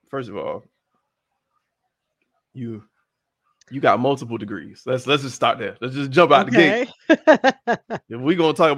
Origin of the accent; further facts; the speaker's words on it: Miami, Florida, United States; also born or lived in Atlanta, Georgia; So I grew up in Miami.